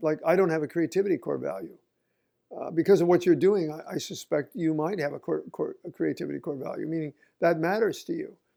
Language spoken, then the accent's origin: English; Oregon, United States; moved away as an adult; I grew up in Oregon